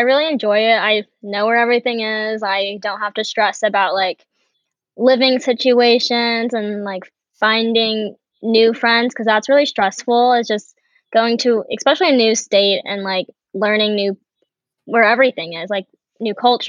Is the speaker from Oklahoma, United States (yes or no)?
yes; Norman, Oklahoma, United States; also born or lived in Vietnam / Buffalo, New York; So I was born in Vietnam and was adopted when I was one. And then I lived in Buffalo, New York for a few years and then moved to Norman, Oklahoma. And that's where I stayed and that's where I go to college